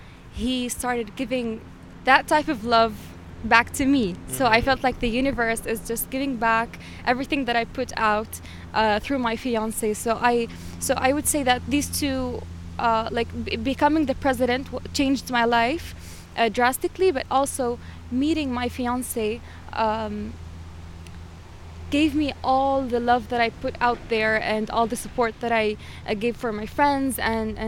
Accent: Jordan; moved away as an adult; In my country, I'm originally from Jordan

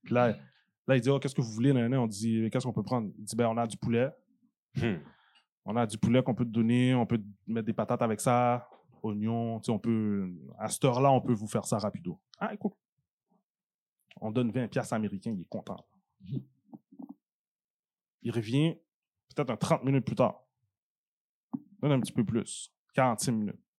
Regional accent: Haiti; Ah non, moi, je suis un vrai haïtien, là, dessus là.

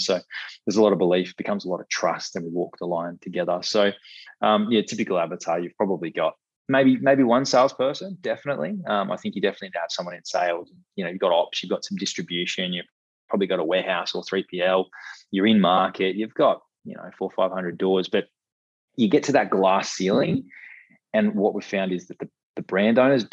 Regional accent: Australia; as Aussie consumers

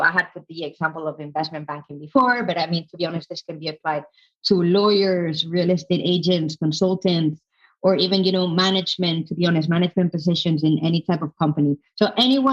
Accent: Madrid, Community of Madrid, Spain; moved away as an adult; also born or lived in London; I'm from Madrid, by the way, from Spain, Madrid

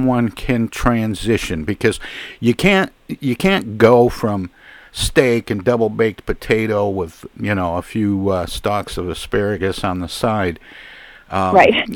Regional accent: Midwest, United States; born and raised in the Midwest

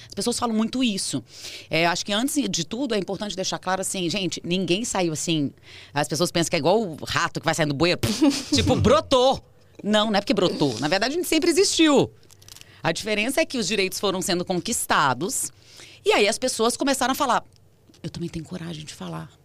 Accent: Brasília, Federal District, Brazil; moved away as an adult; now in São Paulo, Brazil; Eu sou de Brasília, sou nascida lá

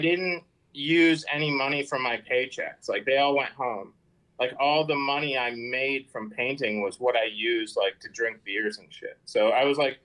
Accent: New Jersey, United States; moved away as an adult; also born or lived in San Diego; I'm from Jersey

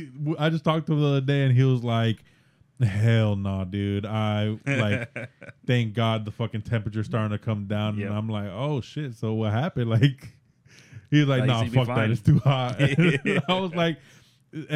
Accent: Miami, Florida, United States; also born or lived in Tampa, Florida; now in Orlando, United States; I'm from Miami.

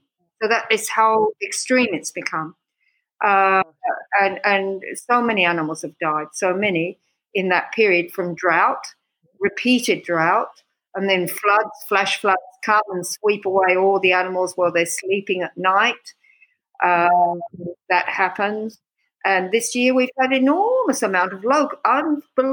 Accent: Australia; moved away as an adult; also born or lived in Sussex, England / Afar, Ethiopia; now in Ethiopia; I'm from Australia. So, I mean, actually, I was born in Sussex

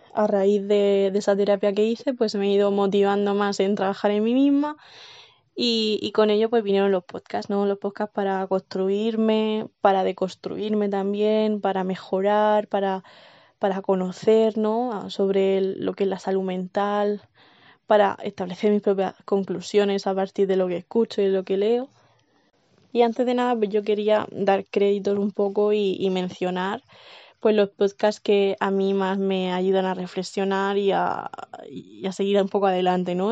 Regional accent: Cartagena, Region of Murcia, Spain; vivo y nací en Cartagena, en Murcia.

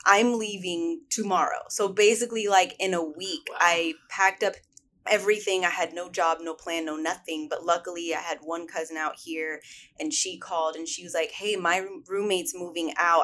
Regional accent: Sacramento, California, United States; moved away as an adult; now in Los Angeles, United States; I grew up in Sacramento, California

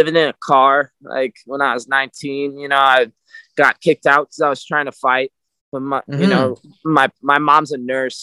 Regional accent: Napa / Sonoma, California, United States; Napa, Sonoma, Napa. I'm like right on the line

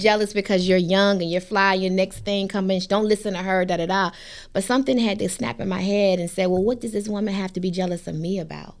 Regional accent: Hampton, Virginia, United States; moved away as an adult; I came from Shell Road, Hampton, Virginia

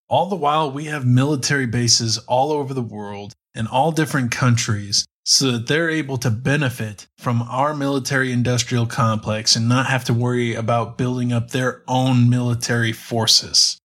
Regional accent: United States; as an American

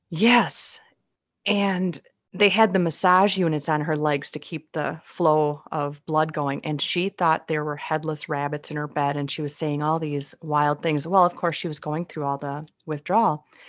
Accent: Minnesota, United States; they can figure out where I'm from by the way I speak. It's pretty obvious I'm from Minnesota

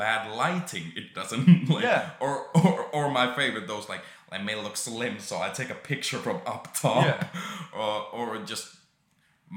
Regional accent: Finland; now in United Kingdom

